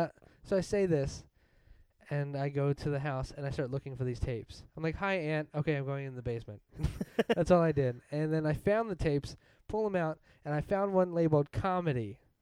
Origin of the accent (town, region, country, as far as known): Delaware County, Pennsylvania, United States; accent: Delco